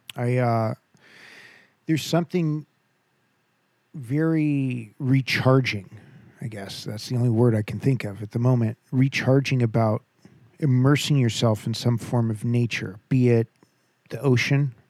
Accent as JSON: {"language": "English", "region": "Southern California", "country": "United States", "tie": "born or raised there", "said": "born and bred in Southern California"}